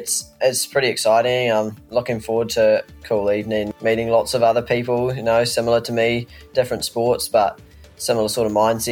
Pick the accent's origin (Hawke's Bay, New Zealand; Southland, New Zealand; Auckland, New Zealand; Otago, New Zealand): Otago, New Zealand; Alexandra; my hometown